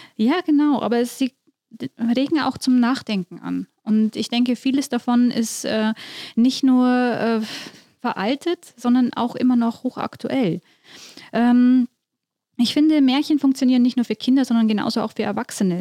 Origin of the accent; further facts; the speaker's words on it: Wiesau, Bavaria, Germany; also born or lived in Mitterteich; ich bin in Wiesau im Landkreis Tirschenreuth aufgewachsen